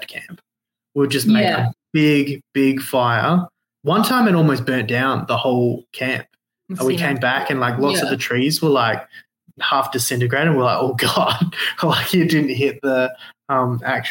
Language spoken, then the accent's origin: English; Western Australia, Australia; I'm from Western Australia